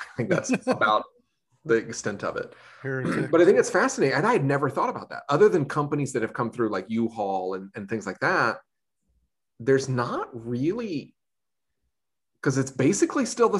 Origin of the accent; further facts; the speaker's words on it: Wilmington, North Carolina, United States; moved away as an adult; now in Los Angeles, United States; I'm from Wilmington, so I went to UNCW.